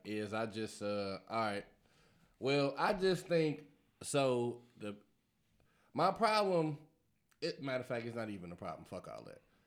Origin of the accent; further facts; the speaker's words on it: Chicago, Illinois, United States; I'm from Chicago